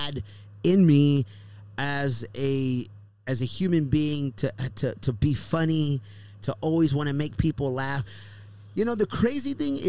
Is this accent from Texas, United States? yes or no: yes; Houston, Texas, United States; moved away; back home in my hometown in Houston, Texas